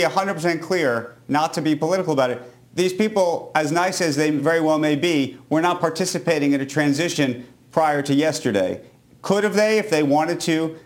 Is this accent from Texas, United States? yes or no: no; New York City, New York, United States; as a New Yorker